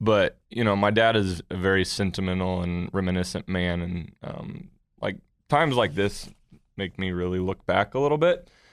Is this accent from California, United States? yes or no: no; Colorado, United States; also born or lived in Missouri; now in Oklahoma, United States; I grew up in Colorado